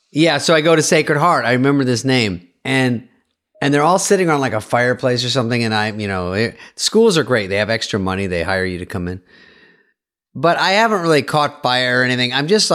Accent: the South, United States; I'm from the South. The Deep South.

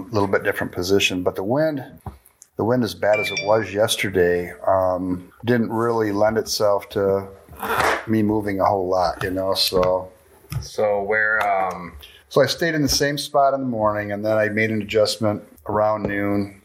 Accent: Grand Haven, Michigan, United States; I said, Grand Haven

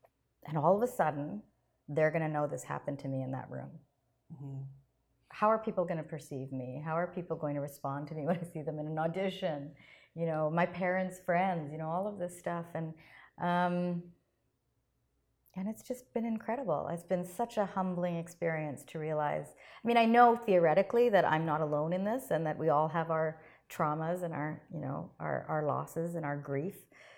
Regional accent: Canada; I'm very much aware of my heritage, but this is my country. I'm Canadian

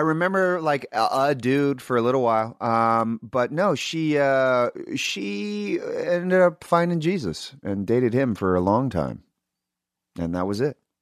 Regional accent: Sacramento, California, United States; growing up in Sacramento

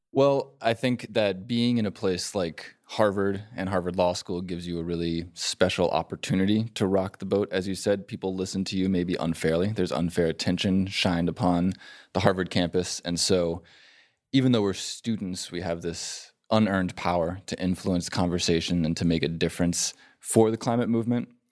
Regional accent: York, Yorkshire and the Humber, United Kingdom; I'm from York in England

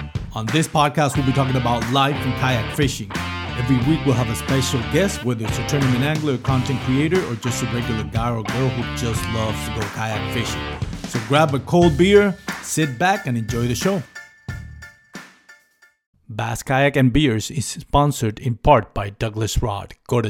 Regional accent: Puerto Rico; now in Texas, United States; I moved from Puerto Rico about 10 years ago, and it's slowly creeping in. And hey, no shame on it, man. I love Texas.

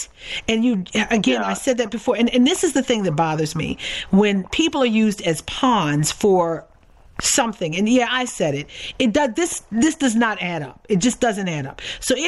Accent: Baltimore, Maryland, United States; I am from Baltimore. I grew up not far from where the headquarters of the Social Security Administration happens to be.

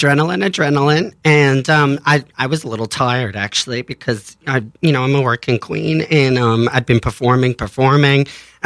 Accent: Australia; moved away as an adult; now in New York, United States; I'm originally from Australia.

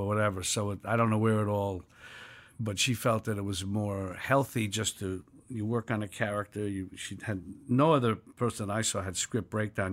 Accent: New York City, New York, United States; I was born in New York City in nineteen forty-three in Village.

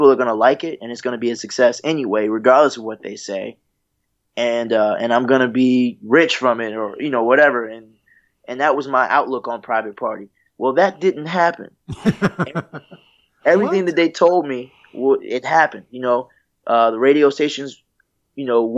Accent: North Carolina, United States; moved away as an adult; also born or lived in Virginia; now in Los Angeles, United States; we're all North Carolinians, and so you know, I was born in Virginia, but I still claim North Carolina as well because I spent a lot of time there. My mom's there, you know. I went to school there

